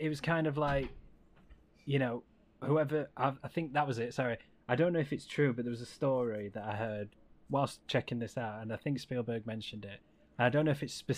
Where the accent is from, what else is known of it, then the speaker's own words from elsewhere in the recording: England, United Kingdom; we're from England.